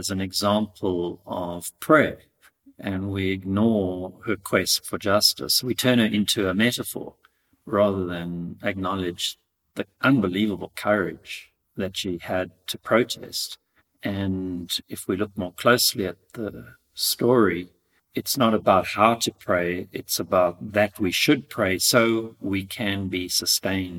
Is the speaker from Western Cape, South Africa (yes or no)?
yes; Cape Town, Western Cape, South Africa; I'm from Cape Town, South Africa